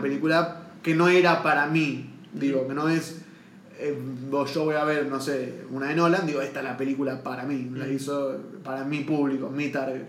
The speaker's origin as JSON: {"language": "Spanish", "country": "Argentina", "said": "acá en Argentina"}